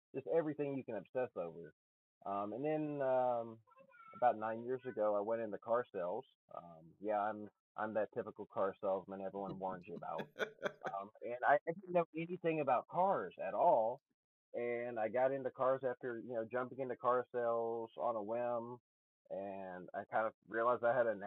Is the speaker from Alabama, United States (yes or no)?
yes; Alabama, United States; moved away as an adult; also born or lived in Nevada / Oregon; now in Pacific Northwest, United States; I'm in the Pacific Northwest now, but I am from Alabama originally.